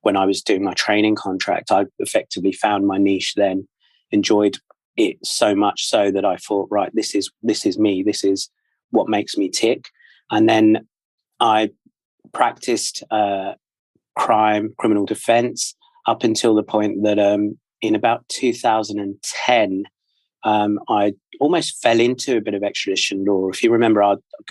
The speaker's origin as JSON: {"language": "English", "region": "London", "country": "United Kingdom", "tie": "born or raised there", "moved": "as an adult", "lives_now": "Australia", "said": "I'm from the UK, born and raised in London. And I moved out to Australia just about 3 years ago"}